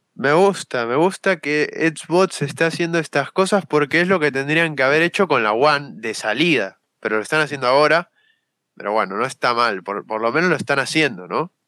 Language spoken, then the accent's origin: Spanish; Argentina; soy de Argentina